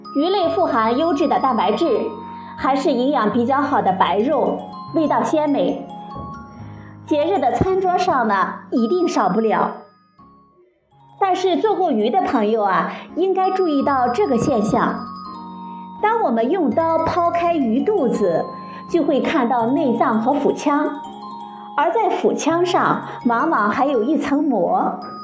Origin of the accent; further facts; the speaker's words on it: China; 我们中国人